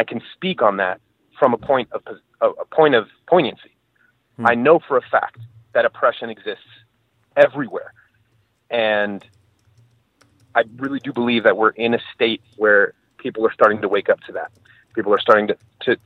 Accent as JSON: {"language": "English", "country": "Venezuela", "moved": "yes", "said": "I'm from Venezuela"}